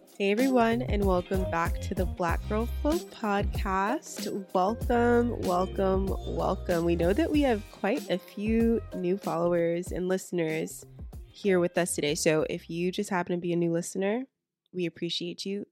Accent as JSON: {"language": "English", "area": "the South", "region": "North Carolina", "country": "United States", "said": "we are from the South and we live in the South. So, we're talking about North Carolina"}